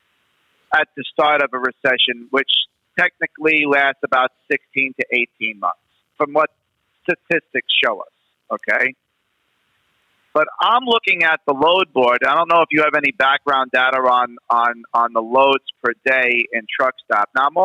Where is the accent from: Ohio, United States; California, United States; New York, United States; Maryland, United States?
New York, United States; accent: New York; I'm New York. I'm from New York.